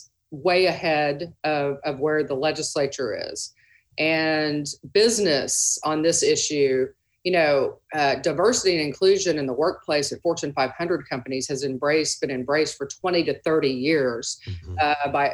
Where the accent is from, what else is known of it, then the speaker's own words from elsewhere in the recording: Dallas, Texas, United States; I'm a native Texan. I grew up in Dallas.